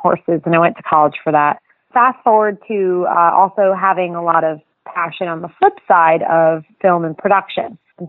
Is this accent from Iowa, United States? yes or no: no; Avon-by-the-Sea, New Jersey, United States; I grew up in Jersey, and I grew up right on the shore, so Jersey Shore. You could find me always right off of Lincoln Avenue and Avon Beach